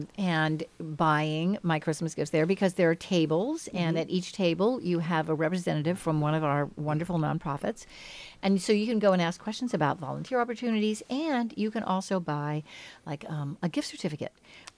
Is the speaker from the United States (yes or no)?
yes; Kentucky, United States; moved away; Because I'm from Kentucky